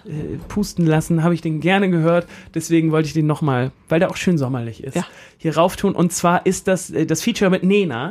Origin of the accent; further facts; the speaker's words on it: Hamburg, Germany; nur weil ich dieses Mindset habe, dass man das als Hamburger gerade mal nochmal aushalten muss